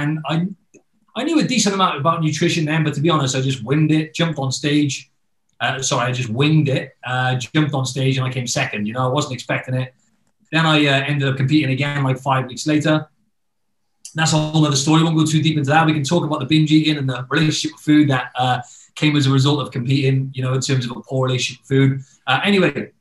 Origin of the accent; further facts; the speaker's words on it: Wales, United Kingdom; moved away; I'm originally from the UK. So I'm from Wales, which is in the UK.